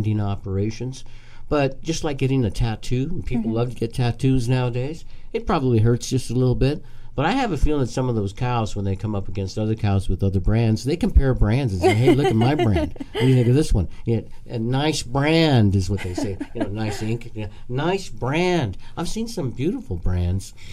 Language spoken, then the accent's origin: English; Brush, Colorado, United States; now in Northern Nevada, United States; My hometown is a small town in Colorado, and on the 4th of July, they always have the rodeo for the city. It's called the Brush Rodeo